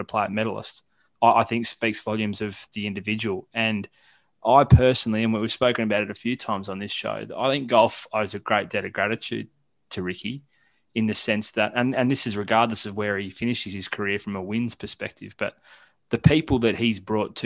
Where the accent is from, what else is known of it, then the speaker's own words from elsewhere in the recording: Australia; as Australian golf fans